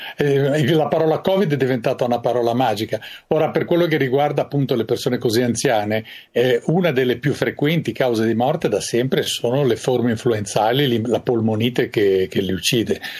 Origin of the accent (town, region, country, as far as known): Italy